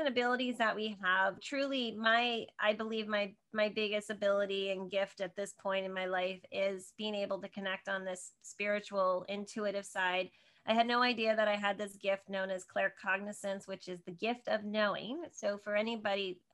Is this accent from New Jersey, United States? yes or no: yes; Northern New Jersey, United States; moved away as an adult; I grew up in Northern New Jersey, right outside of New York City.